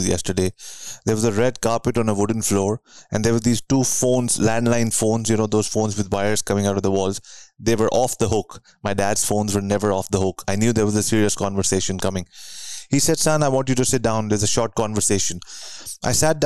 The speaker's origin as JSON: {"language": "English", "town": "New Delhi", "region": "Delhi", "country": "India", "tie": "born or raised there", "moved": "as an adult", "lives_now": "Vancouver, Canada", "said": "I grew up in New Delhi, India, and then many years later, moved to Vancouver, Canada"}